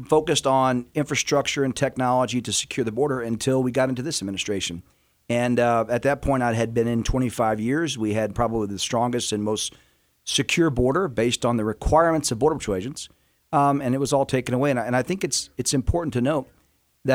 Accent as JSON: {"language": "English", "town": "Houston", "region": "Texas", "country": "United States", "tie": "born or raised there", "also_born_or_lived": "New Orleans, Louisiana / New Mexico / Arizona / Washington, D.C.", "moved": "as an adult", "said": "I'm from New Orleans and grew up in Houston"}